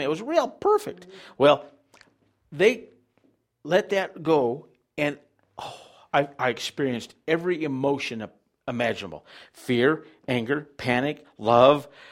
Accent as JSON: {"language": "English", "town": "Farmington", "country": "United States", "tie": "born or raised there", "said": "I was raised in Farmington outside of town"}